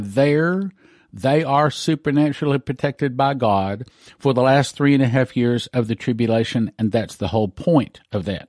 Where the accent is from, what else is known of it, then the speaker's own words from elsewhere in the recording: West Texas, United States; moved away; I, I grew up in West Texas. I grew up in the oil patch